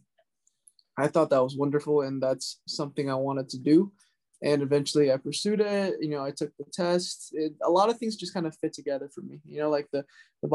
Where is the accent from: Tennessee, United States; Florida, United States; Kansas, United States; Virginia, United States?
Florida, United States; Jupiter; also born or lived in Durham, North Carolina; now in New York, United States; I'm from Jupiter, Florida originally